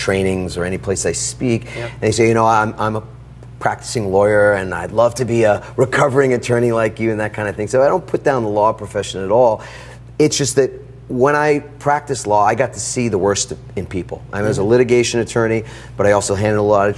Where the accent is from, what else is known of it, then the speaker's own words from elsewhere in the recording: New York City, New York, United States; I grew up in Queens, New York, in a small apartment.